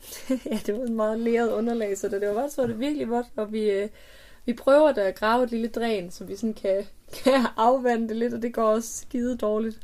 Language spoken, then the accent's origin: Danish; near Hornslet, Central Denmark Region, Denmark; der, hvor jeg er vokset op